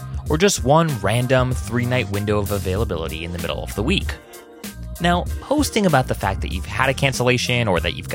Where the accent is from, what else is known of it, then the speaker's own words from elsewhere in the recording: Oahu, Hawaii, United States; moved away as an adult; now in Washington, D.C., United States; I'm actually originally from Hawaii. I was born and raised on Oahu